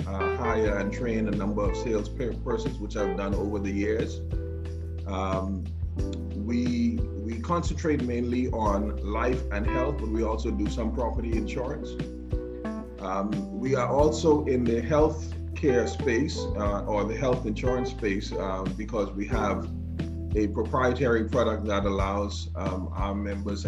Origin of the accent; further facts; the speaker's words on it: Grand Bahama, Bahamas; now in Nassau, Bahamas; I was born and raised in Grand Bahama.